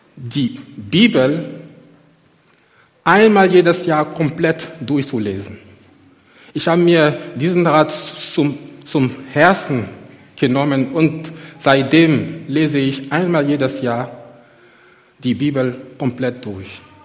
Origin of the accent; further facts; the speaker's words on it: Côte d’Ivoire; moved away as an adult; now in Germany; nach Abidjan gef, gef, gef, geflogen, in die Elfenbeinküste, in meine Heimat. Ich bin seit über 18 Jahren in Deutschland